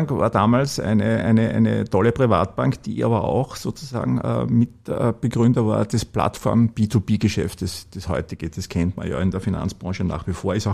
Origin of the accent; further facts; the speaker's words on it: Upper Austria, Austria; weil ich als Oberösterreicher, wie gesagt, als gelernter Oberösterreicher halt immer ein bisschen plapper und gern plapper